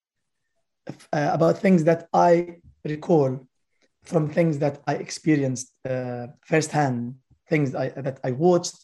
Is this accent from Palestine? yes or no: yes; Palestine; the life of my nation as a Palestinian